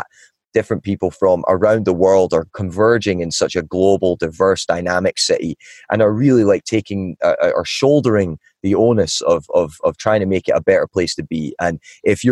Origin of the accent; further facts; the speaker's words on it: Ballachulish, Scotland, United Kingdom; moved away as an adult; also born or lived in Asia; now in Los Angeles, United States; I'm from a small village in the mountains of Scotland called Ballyhoolish. It's got about 300 people in it. I was born and raised there.